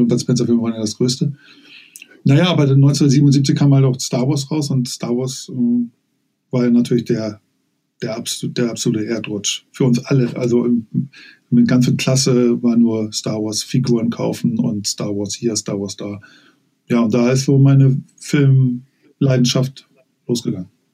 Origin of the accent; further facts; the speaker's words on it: Hamburg, Germany; also born or lived in Lower Saxony; aufgewachsen in Niedersachsen ähm, bis zu meinem neunten Lebensjahr. Ich bin 1977 nach Hamburg gezogen